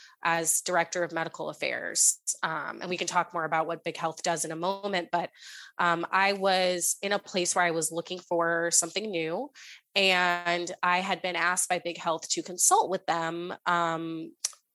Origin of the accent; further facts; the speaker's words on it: San Francisco Bay Area, California, United States; moved away as an adult; also born or lived in St. Louis, United States; now in Boston, United States; I grew up in the San Francisco Bay Area, moved to Boston for college.